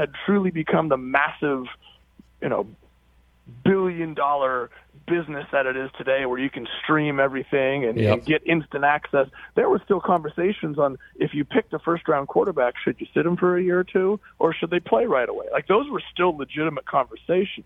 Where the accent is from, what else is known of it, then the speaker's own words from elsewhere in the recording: Oregon, United States; moved away as an adult; I'm from Oregon, and I left, and I've come back